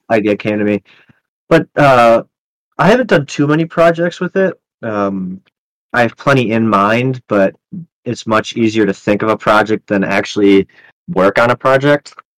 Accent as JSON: {"language": "English", "town": "Chicago", "region": "Illinois", "country": "United States", "said": "I'm from Chicago. I was in Cook County"}